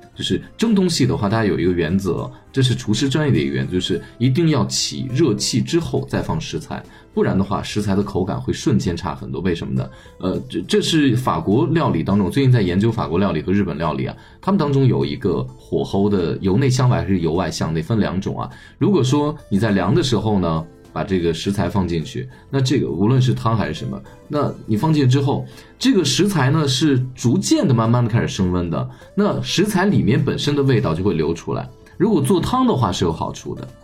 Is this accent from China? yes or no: yes; China; 我们中国人